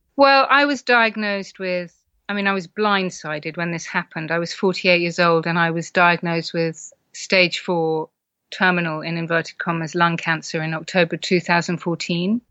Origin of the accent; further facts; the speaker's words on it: United Kingdom; as partly British culture, you know, we're very stiff upper lip and tough it out